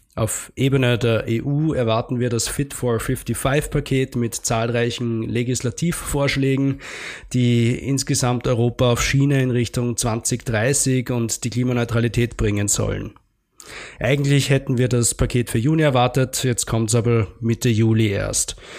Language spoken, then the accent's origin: German; Austria; bei uns in Österreich